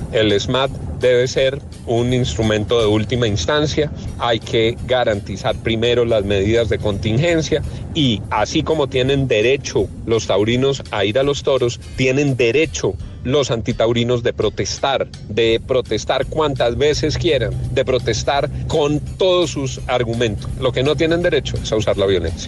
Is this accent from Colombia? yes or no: yes; Colombia; uno como colombiano